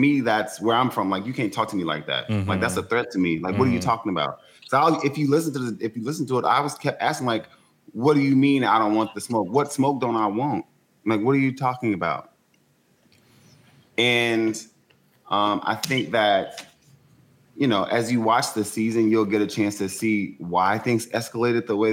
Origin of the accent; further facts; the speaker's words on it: Shreveport, Louisiana, United States; I'm from Shreveport, you know where I'm from